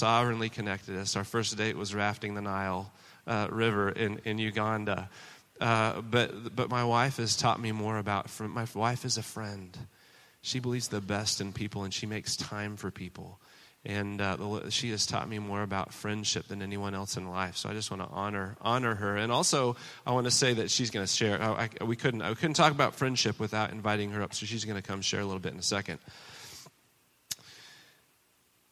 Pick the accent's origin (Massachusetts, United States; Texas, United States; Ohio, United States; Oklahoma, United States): Oklahoma, United States; moved away as an adult; also born or lived in China; now in Boston, United States; I was born in Oklahoma